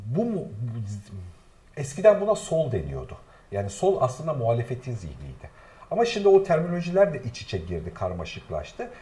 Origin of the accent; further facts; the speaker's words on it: Black Sea Region, Turkey; bir Karadenizli olarak